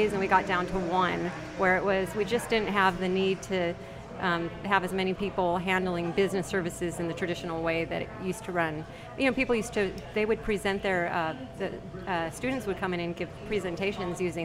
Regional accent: San Diego, California, United States; moved away as an adult; now in New Orleans, United States; I'm from California, from San Diego

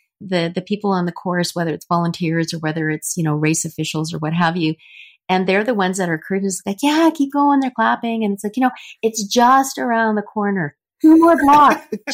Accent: Winnipeg, Manitoba, Canada; I was from Canada

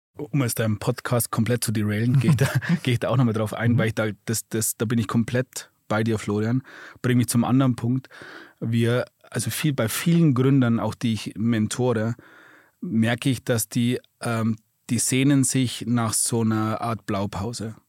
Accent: Germany

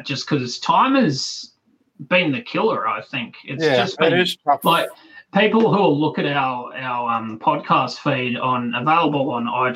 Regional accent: Australia; accent: Australian; my accent will cement me as being Australian

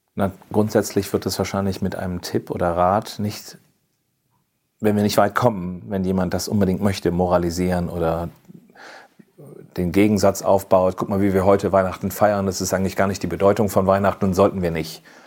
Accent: Cologne, North Rhine-Westphalia, Germany; moved away; also born or lived in rural area (unspecified); ich bin ja in Köln geboren und, und wenn ich auch auf dem Land groß, ländlicher groß geworden bin

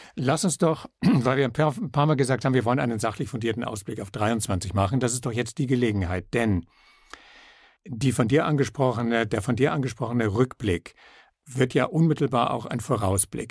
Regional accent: Salzburg, Austria; bei uns in Salzburg

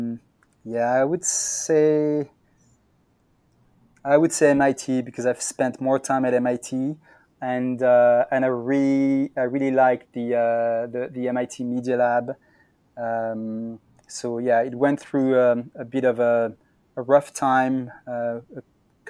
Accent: Brittany, France; moved away as an adult; also born or lived in Berkeley, United States / New York, United States; I come from Brittany in France, so I'm more of a West Coast person.

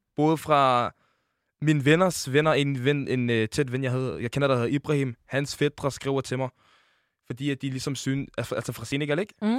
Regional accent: Denmark; Jeg er født i Danmark

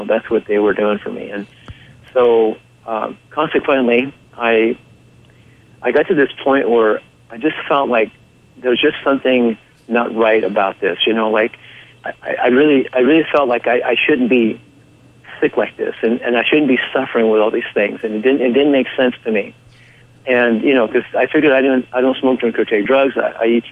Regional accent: Orange County, California, United States; I was raised in Orange County, California

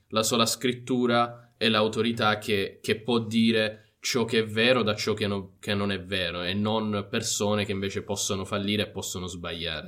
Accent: Italy; crescendo in Italia abbiamo la Chiesa cattolica che è ovunque e quindi anche a scuola

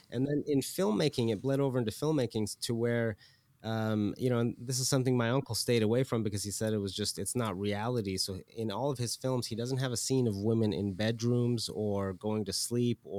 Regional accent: Iran; I grew up in Iran for a bit post revolution era, and this was in the beginning of the revolution when a lot of the freedoms were being taken away

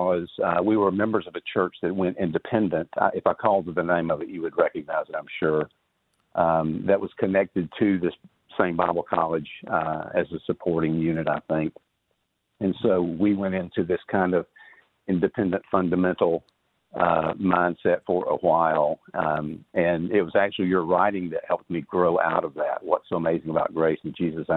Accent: Riverdale, Georgia, United States; I grew up in Riverdale, not far from Ellenwood

